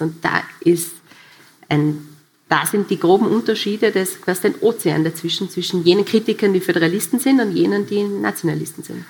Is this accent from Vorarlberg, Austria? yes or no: yes; Vorarlberg, Austria; Als Vorarlbergerin